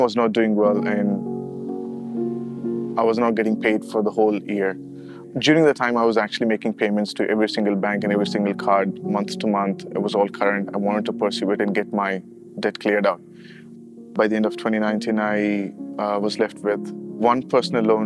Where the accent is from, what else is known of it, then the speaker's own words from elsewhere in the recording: Chennai, Tamil Nadu, India; moved away as an adult; now in Dubai, United Arab Emirates; I'm originally from Chennai